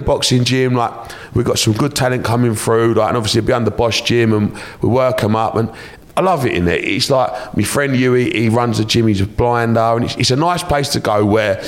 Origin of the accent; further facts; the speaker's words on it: Romford, London, United Kingdom; I grew up in Romford, the centre of the universe, the best town in the world.